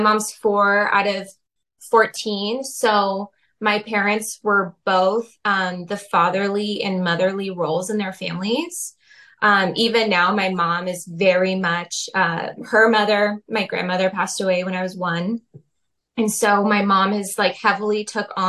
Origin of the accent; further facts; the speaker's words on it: Portland, Oregon, United States; I was born in Portland